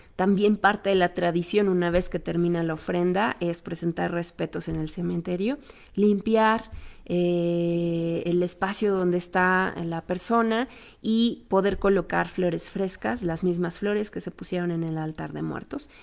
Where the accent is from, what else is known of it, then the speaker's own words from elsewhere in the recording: Mexico; nosotros como cultura mexicana